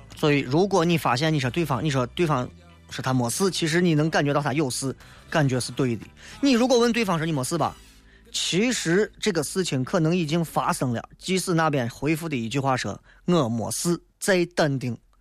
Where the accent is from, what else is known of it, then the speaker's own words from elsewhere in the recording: Xi'an, Shaanxi, China; 拿咱们陕西人来讲，拿西安人来讲，我们需要有更加向前看的理性态度